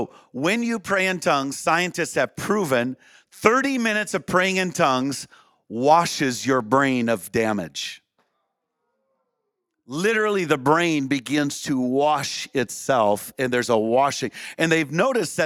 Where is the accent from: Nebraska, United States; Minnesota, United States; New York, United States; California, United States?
Minnesota, United States; Minnesota side, United States; I grew up real close to the St. Croix River, just on the Minnesota side